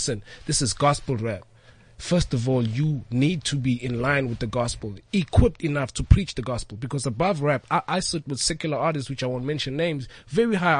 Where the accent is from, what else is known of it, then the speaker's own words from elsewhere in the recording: Durban, KwaZulu-Natal, South Africa; I'm born and bred in Durban.